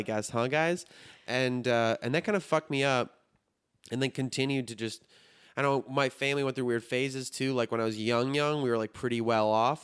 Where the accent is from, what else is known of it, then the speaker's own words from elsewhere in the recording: Highland Park, Illinois, United States; accent: Chicago; I grew up in Highland Park, which is like a really rich area